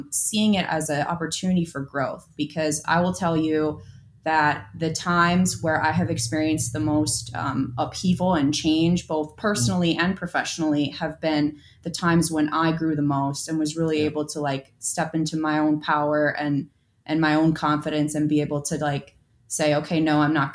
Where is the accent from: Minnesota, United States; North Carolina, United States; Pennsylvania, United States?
Minnesota, United States; Minneapolis; moved away; I hail from Minneapolis.